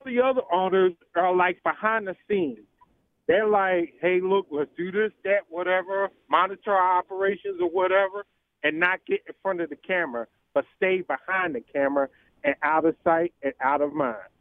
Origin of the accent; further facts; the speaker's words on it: Philadelphia, Pennsylvania, United States; now in Alabama, United States; you're in my hometown of Philly